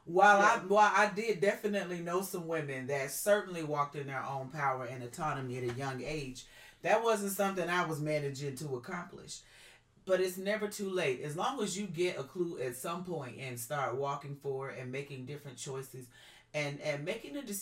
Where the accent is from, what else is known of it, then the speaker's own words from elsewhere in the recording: the South, United States; I was raised in the South.